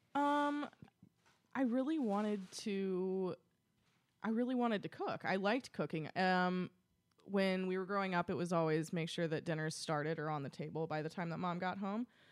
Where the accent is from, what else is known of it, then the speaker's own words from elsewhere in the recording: Paducah, Kentucky, United States; moved away as an adult; also born or lived in St. Louis / Louisville, Kentucky / Cincinnati, Ohio; I'm originally from Paducah, Kentucky, which is as, about far west in the state as you can get. Um, I lived there my entire life.